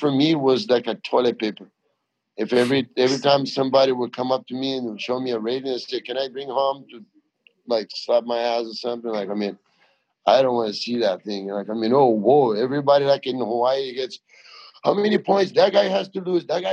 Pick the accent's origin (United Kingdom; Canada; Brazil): Brazil; English is a second language; moved away; also born or lived in Australia; I'm a guy from Brazil, but I learned English in Australia